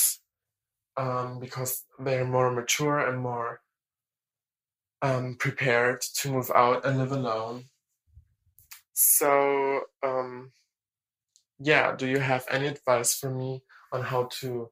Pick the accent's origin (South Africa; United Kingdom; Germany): Germany; English is a second language; I'm 19 and I'm from Germany